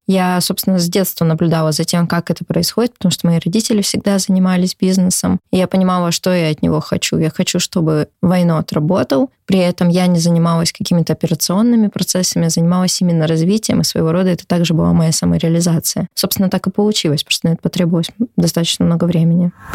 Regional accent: Omsk, Omsk Oblast, Russia; now in Moscow, Russia; в городе Омске, в моем родном городе

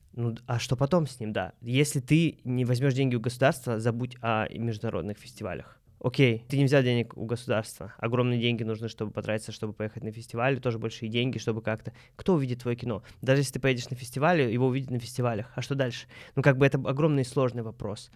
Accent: Moscow, Russia; Мы, москвич

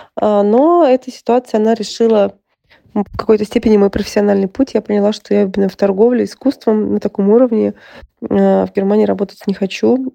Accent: Saint Petersburg, Russia; now in Germany; Из Петербурга

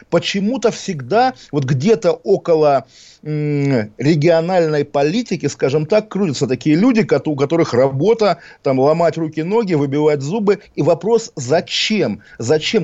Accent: Kaliningrad, Kaliningrad Oblast, Russia; moved away; Я приезжаю в родной город, понимая, что здесь каждый как бы кустик меня укроет, потому что это родина, потому что здесь все свои, и каким бы я ни был, там, не знаю, навальнистом, агентом Госдепа, агентом госбезопасности, я знаю или хочу, по крайней мере, думать, что вот я прихожу, калининградец, калининградец

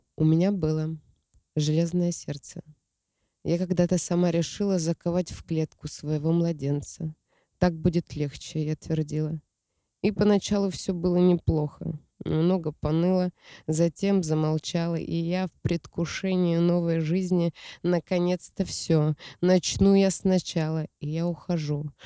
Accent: Siberia, Russia; Я родом из Сибири. Я там родилась

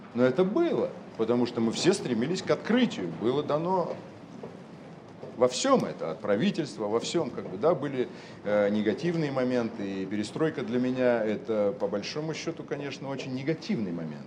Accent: Urals, Russia; moved away; also born or lived in Moscow / Saint Petersburg; я родился на Урале, простых достаточно условиях

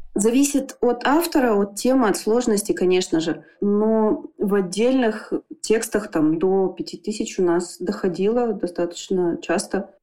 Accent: Irkutsk, Irkutsk Oblast, Russia; я из Иркутска, и я здесь живу

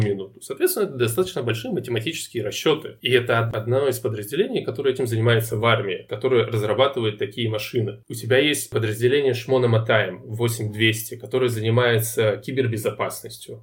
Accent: Novosibirsk, Novosibirsk Oblast, Russia; moved away as an adult; now in Israel; Последние 10 лет я живу в Израиле. Я родился и вырос в Новосибирске

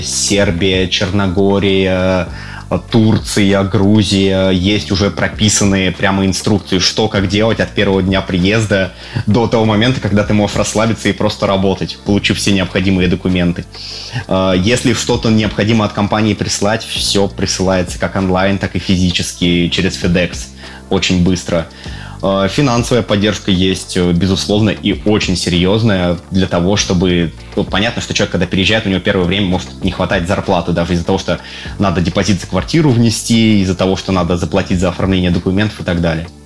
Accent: Russia; accent: Russian; moved away as an adult; now in Serbia; люди слышат мой акцент и тут умеют различать русский акцент, э, говорят, ой, здорово, да, что из России приехали

